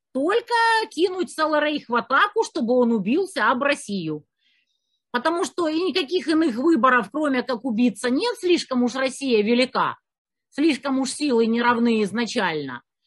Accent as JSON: {"language": "Russian", "town": "Kerch", "region": "Crimea", "country": "Ukraine", "tie": "born or raised there", "also_born_or_lived": "Kyiv", "moved": "yes", "said": "я из Керчи"}